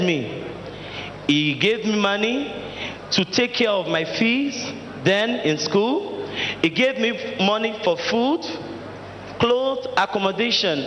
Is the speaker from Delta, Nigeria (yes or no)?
yes; Delta, Nigeria; now in Lagos, Nigeria; I am from Delta State.